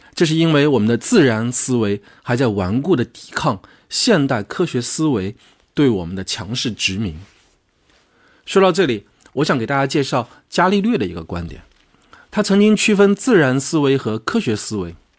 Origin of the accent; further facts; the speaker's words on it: China; 我们中国人